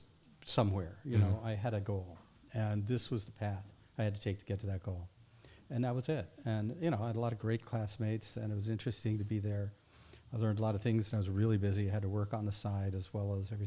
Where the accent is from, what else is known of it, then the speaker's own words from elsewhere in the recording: New England, United States; moved away; also born or lived in Kansas City, Missouri / Michigan / Scotland / Berkeley; started actually in Kansas City, Missouri, in the heartland of America. Mm-hmm. Grew up mostly New England, and some in Michigan